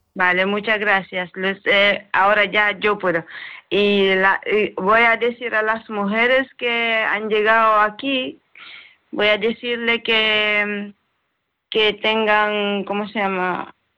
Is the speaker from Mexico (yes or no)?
no; Sierra Leone; Spanish is a second language; moved away as an adult; now in Spain; yo soy de Sierra Leona